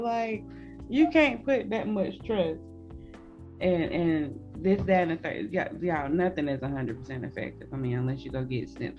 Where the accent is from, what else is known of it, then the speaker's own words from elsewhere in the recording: Atlanta, Georgia, United States; I was half of my life in the hood of Atlanta. And then the other half, mom wanted to move us to somewhat of the country. And then I left there after I was 18.